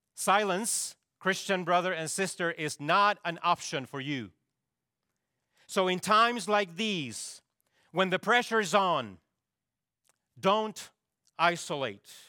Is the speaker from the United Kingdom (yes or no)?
no; Chile; moved away; my home country of Chile